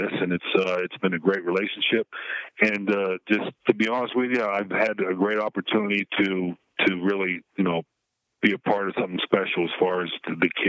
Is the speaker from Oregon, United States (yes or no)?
no; Pittsburgh, Pennsylvania, United States; I grew up right there in the city, and I grew up right in Oakland, where the university is